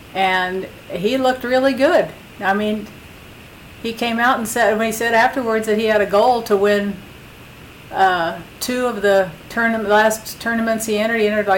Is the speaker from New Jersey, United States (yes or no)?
no; Illinois, United States; I'm from Illinois.